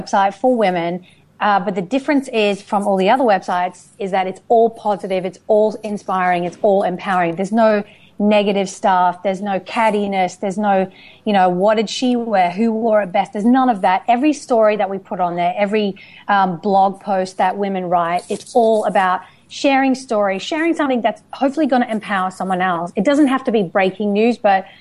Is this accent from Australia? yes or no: yes; Australia; moved away as an adult; also born or lived in United Kingdom; now in Los Angeles, United States; I was born in the UK. I was raised and educated in Australia. I've been living in Los Angeles for the past 8 years